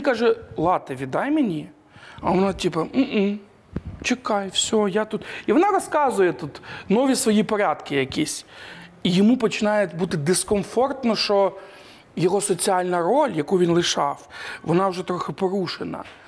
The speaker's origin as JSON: {"language": "Ukrainian", "region": "Ivano-Frankivsk Oblast", "country": "Ukraine", "said": "я з Івано-Франківської області"}